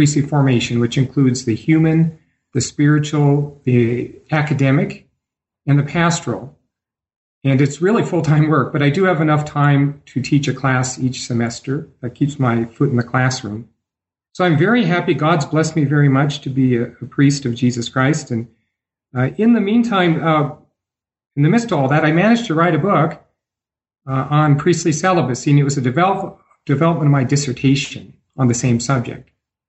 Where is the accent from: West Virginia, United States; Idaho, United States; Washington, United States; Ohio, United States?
Idaho, United States; born there; now in Denver, United States; I am a Catholic priest in the Archdiocese of Denver, and I was born in Idaho, the Gem State.